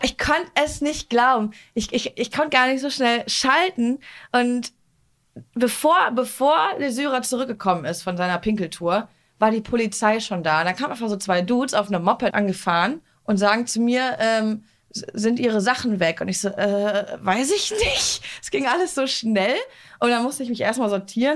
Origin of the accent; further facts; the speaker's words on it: Duisburg, North Rhine-Westphalia, Germany; aus Duisburg und wir Duisburger